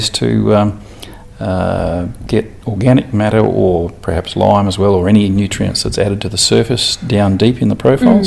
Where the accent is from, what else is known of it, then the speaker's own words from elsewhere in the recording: Toowoomba, Queensland, Australia; moved away as an adult; also born or lived in Oklahoma, United States; now in Western Australia, Australia; I'm from Toowoomba in Queensland